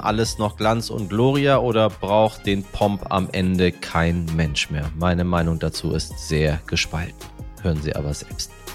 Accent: Hamburg, Germany; als Hamburger

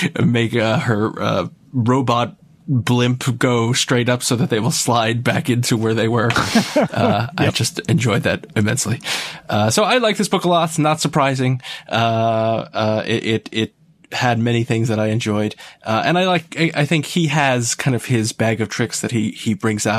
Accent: Yonkers, New York, United States; moved away; I am originally from New York

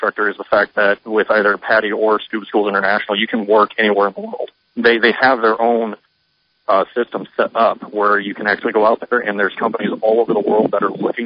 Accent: Omaha, Nebraska, United States; moved away as an adult; also born or lived in Hawaii; I'm originally from the Omaha, Nebraska area

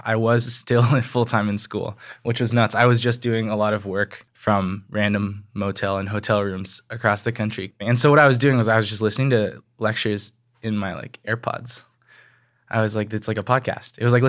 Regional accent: Hong Kong; also born or lived in Taiwan; Even though I was growing up in Hong Kong and Taiwan, I grew up listening

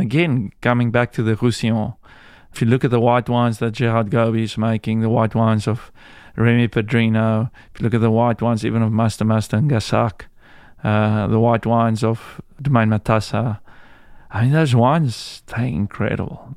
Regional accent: South Africa; moved away as an adult; also born or lived in Priorat, Spain

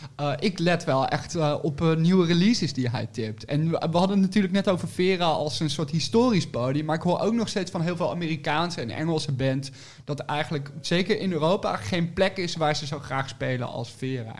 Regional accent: 's-Hertogenbosch, North Brabant, Netherlands; moved away; also born or lived in Nijmegen / Utrecht; Ik, ik kom uit Den Bosch oorspronkelijk en ik heb gestudeerd in Nijmegen

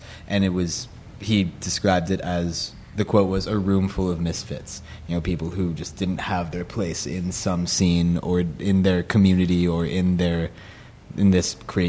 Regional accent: Los Angeles, California, United States; And I grew up in, kind of downtown, and then moved out to the west side in Los Angeles.

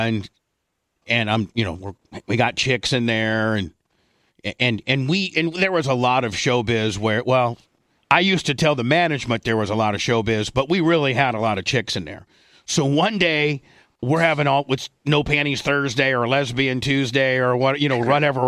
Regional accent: Indiana, United States; moved away; you and I growing up in Indiana

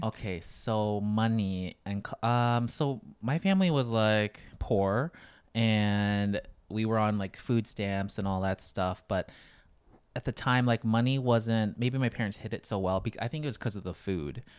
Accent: Janesville, Wisconsin, United States; born or raised there; moved away as an adult; also born or lived in Thailand / Los Angeles / Hawaii

